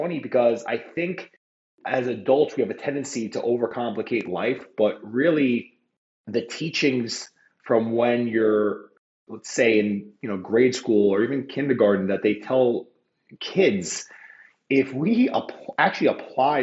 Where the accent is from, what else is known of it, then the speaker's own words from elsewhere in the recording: New York City, New York, United States; I'm born and raised in Queens, New York